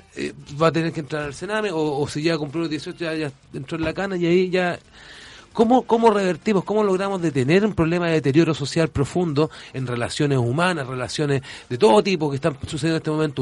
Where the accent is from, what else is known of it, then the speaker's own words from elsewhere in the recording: Valparaíso, Chile; yo soy arquitecto, soy porteño, profundamente de padres, madre, abuelos, bisabuelos